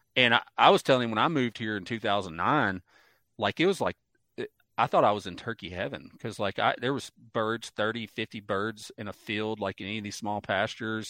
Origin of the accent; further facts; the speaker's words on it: Mississippi Delta, United States; also born or lived in southern Ohio; now in Ohio, United States; I grew up in the Mississippi Delta